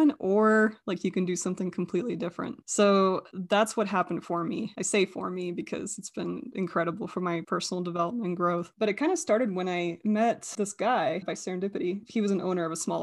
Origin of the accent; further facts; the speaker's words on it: United States; also born or lived in Russia; And then we went to America